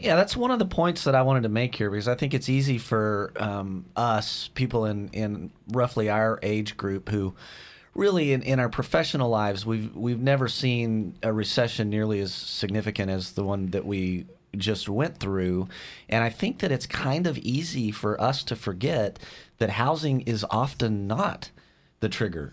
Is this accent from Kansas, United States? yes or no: no; West Texas, United States; moved away; I grew up in West Texas